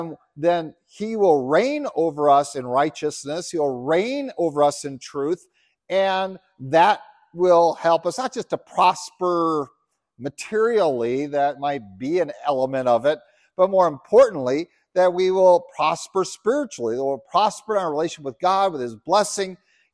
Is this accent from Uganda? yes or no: yes; Uganda; Yeah, I remember I grew up in Uganda. It was ruled by a guy named Idi Amin, who was the polar opposite.